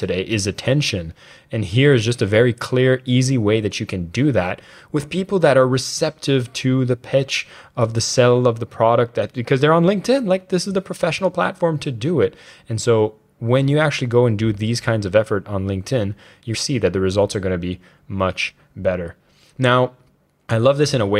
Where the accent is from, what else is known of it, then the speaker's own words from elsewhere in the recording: Canada; Being a Canadian